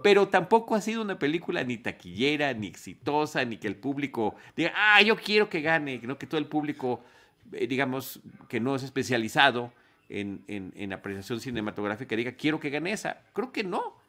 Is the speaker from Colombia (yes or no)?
no; Mexico; somos mexicanos